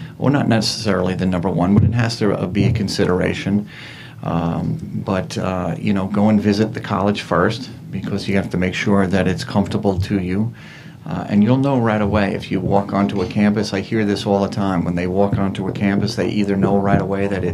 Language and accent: English; Levittown, New York, United States; I grew up in Levittown.